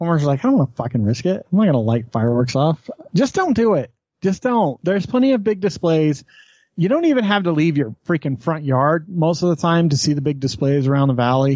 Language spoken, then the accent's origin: English; Wyoming, United States; now in Utah, United States; I grew up in Wyoming where we got to have whatever fireworks we wanted whenever the fuck